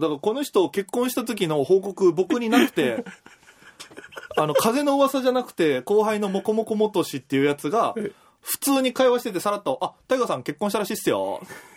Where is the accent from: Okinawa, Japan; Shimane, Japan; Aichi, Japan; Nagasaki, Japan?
Okinawa, Japan; moved away as an adult; now in Tokyo, Japan; 沖縄出身の、えー、今東京で活動しているフリーのピン芸